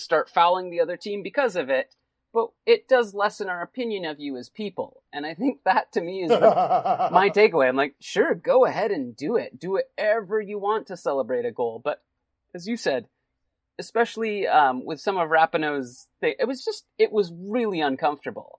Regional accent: Canada; as a Canadian

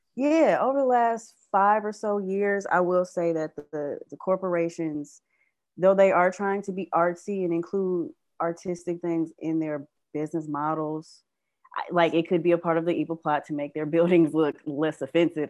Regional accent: Detroit, Michigan, United States; I live and I grew up in Midtown

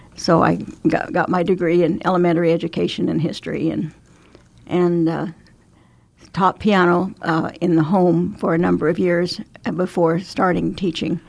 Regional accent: Emporia, Kansas, United States; moved away as an adult; also born or lived in Gering, Nebraska / Shenandoah, Iowa / Le Mars, Iowa; now in Omaha, United States; I grew up in Emporia, Kansas

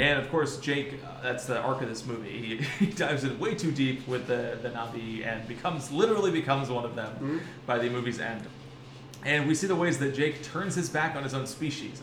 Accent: Ohio, United States; for all of us sheltered white kids watching it from the great state of Ohio

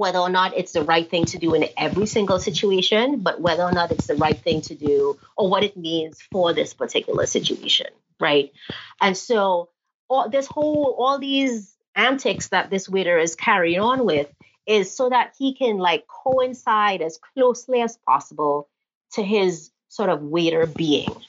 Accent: Trinidad & Tobago; accent: Trini; moved away; my non-American accent

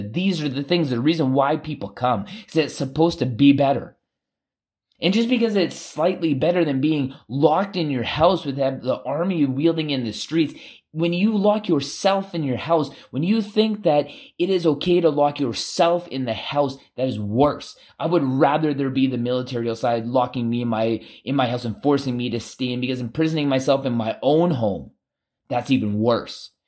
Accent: Canada

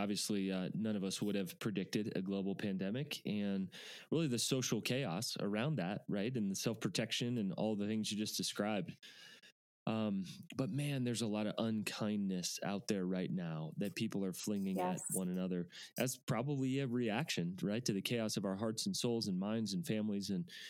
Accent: Charlottesville, Virginia, United States; I actually grew up in Charlottesville

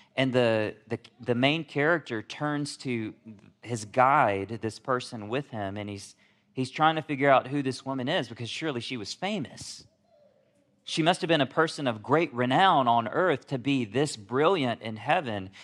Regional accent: Alabama, United States; also born or lived in South Korea; I'm from, from South Korea. That's where I was born. but I was raised in Alabama

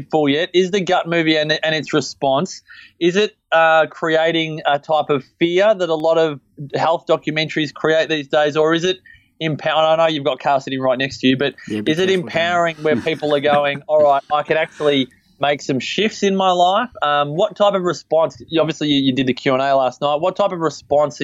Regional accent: Byron Bay, New South Wales, Australia; my hometown of Byron Bay

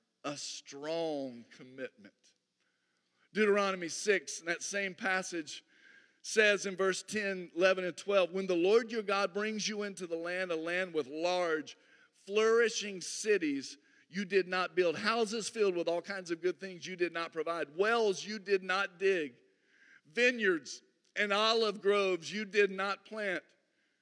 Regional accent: Harrisonburg, Virginia, United States; also born or lived in North Atlanta, Georgia; now in Atlanta, United States; I grew up in the mountains of Virginia, but I've been in North Atlanta since 1989

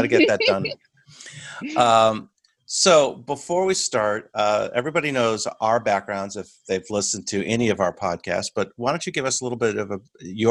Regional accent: United States; I'm your American host

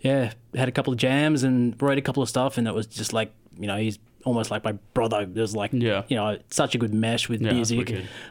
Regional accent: Sydney, New South Wales, Australia; moved away as an adult; Well, I came down from Sydney about 6 years ago, I think

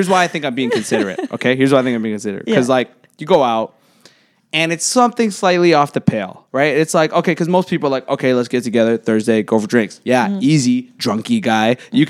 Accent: Pickering, Ontario, Canada; I'm from Pickering. Like that's where I grew up originally, like right on the border of Scarborough and Pickering.

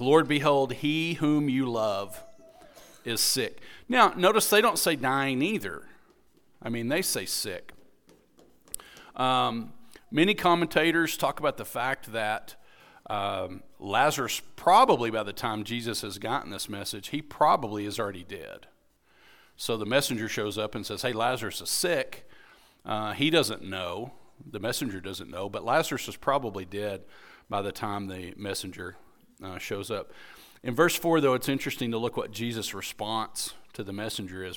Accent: United States; being an American

